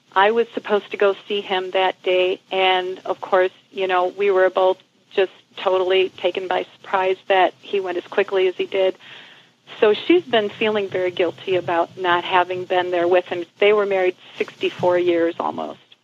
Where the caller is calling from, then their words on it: Glenwood, Illinois, United States; I'm calling from Glenwood, Illinois, which is close to Chicago.